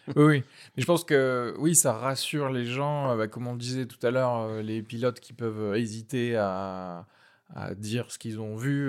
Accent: Tarn, Occitania, France; je viens techniquement du Tarn. J'ai fait toutes mes études là-bas, de la primaire au lycée

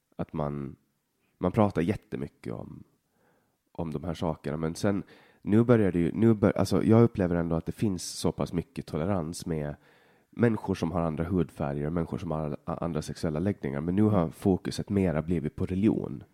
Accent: Åland Islands; moved away as an adult; now in Sweden; jag är helt uppvuxen här

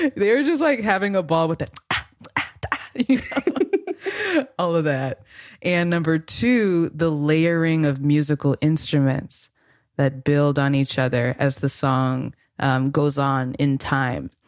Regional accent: Los Angeles, California, United States; grew up in L A, my hometown

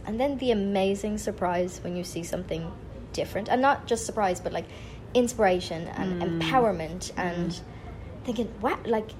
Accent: Ireland; growing up in Ireland, my only access to these people was through magazines or through television.

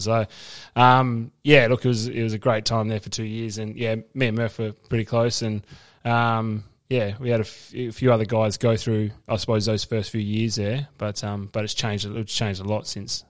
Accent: Northampton, Western Australia, Australia; also born or lived in East Melbourne, Victoria / Canberra; growing up in Northampton, country footy, you love your club

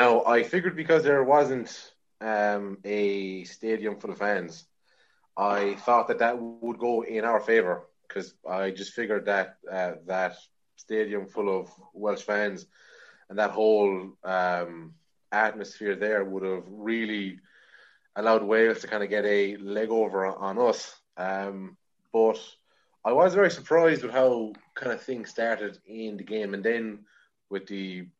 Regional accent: Limerick, Munster, Ireland; I am 24. I am from Limerick

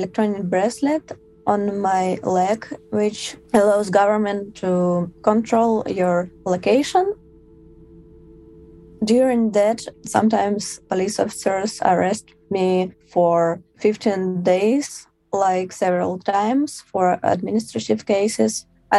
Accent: Moscow, Russia; I'm 25 years old. I'm from Moscow.

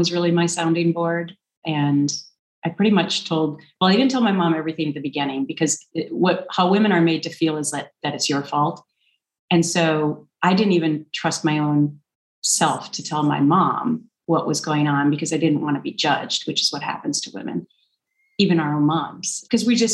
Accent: Minnesota, United States; moved away; growing up in Minnesota, there's that Minnesota nice thing

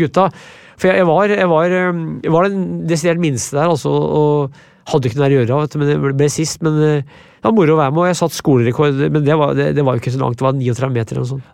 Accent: Brumunddal, Innlandet, Norway; also born or lived in Vermont; jeg er fra Brumunddal, jeg kan ikke bo i by.

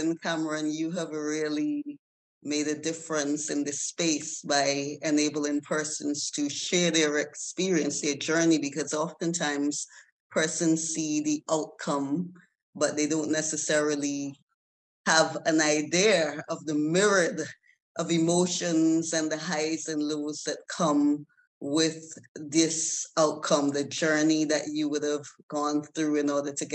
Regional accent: Antigua & Barbuda; I was born in Antigua, and I am a training consultant

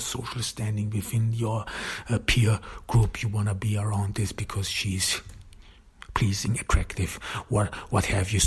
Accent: Austria; I grew up in Austria, in the countryside

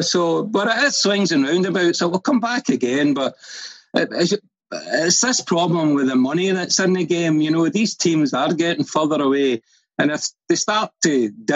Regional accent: Glasgow, Scotland, United Kingdom; I was born in Malcolm Street in Glasgow, which is obviously Parkhead

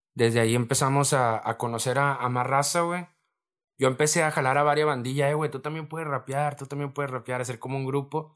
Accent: Reynosa, Tamaulipas, Mexico; donde yo vengo del Almaguer, de la colonia Almaguer, fraccionamiento Reynosa

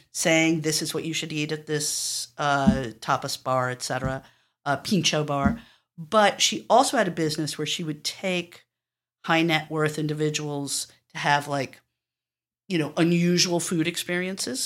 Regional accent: New York City, New York, United States; I grew up on the Upper West Side

